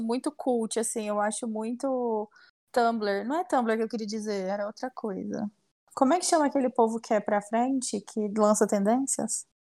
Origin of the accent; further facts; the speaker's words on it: Silvânia, Goiás, Brazil; now in Goiânia, Brazil; eu cresci em Silvânia